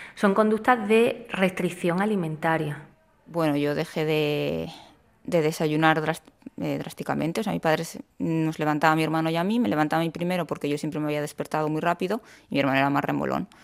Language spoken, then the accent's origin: Spanish; Basque Country, Spain; now in Córdoba, Spain; soy del País Vasco